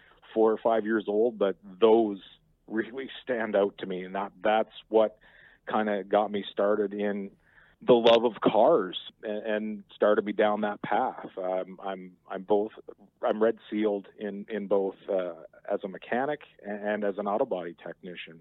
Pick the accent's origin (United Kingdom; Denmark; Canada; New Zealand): Canada; New Brunswick; moved away; I'm originally from New Brunswick, and I remember as a really small kid, around the time, 1975, 76 or so, the Canada Day parades in my hometown